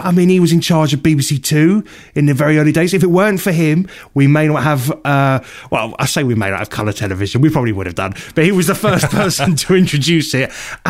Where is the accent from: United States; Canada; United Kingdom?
United Kingdom; England; I think I grew up in a very, you know, we're very English.